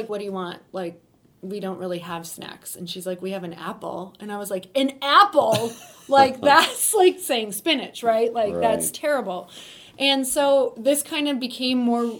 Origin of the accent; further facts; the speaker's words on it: Upper Peninsula of Michigan, United States; I'm from Upper Michigan, which is in a really, really tiny town. It's literally about 3 hours from anything that resembles a city. So really in the woods, which was great growing up for the most part.